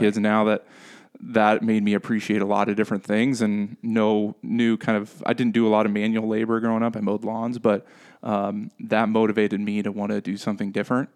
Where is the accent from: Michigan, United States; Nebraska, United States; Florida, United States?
Nebraska, United States; Henderson; I was born and raised here in Henderson, Nebraska